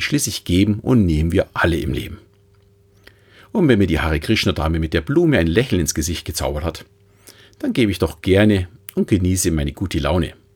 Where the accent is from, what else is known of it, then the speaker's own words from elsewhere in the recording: Munich, Bavaria, Germany; als Münchner